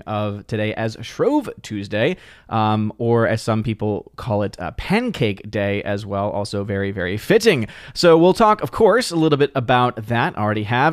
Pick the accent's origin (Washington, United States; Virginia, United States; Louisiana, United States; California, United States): Louisiana, United States; New Orleans; I'm born and raised in New Orleans, Louisiana.